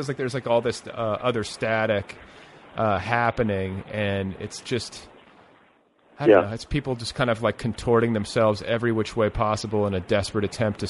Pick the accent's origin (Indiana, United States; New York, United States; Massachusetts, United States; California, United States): Indiana, United States; moved away as an adult; also born or lived in Colorado; I went to college in Colorado, and I you know, was like in the dorms with all these kids who had grown up skiing. And of course, I was from Indiana. I'd never skied before.